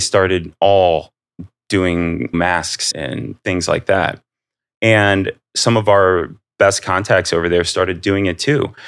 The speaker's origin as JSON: {"language": "English", "town": "Akron", "region": "Ohio", "country": "United States", "tie": "born or raised there", "said": "growing up in Akron, like very blue collar"}